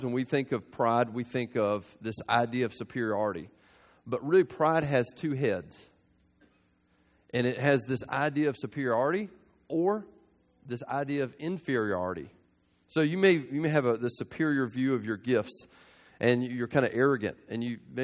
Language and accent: English; South Georgia, United States; I grew up in South Georgia